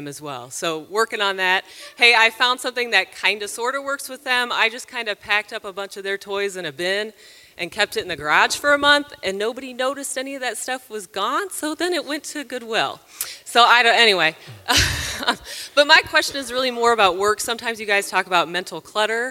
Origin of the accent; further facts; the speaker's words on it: Kansas City, Missouri, United States; I'm from Kansas City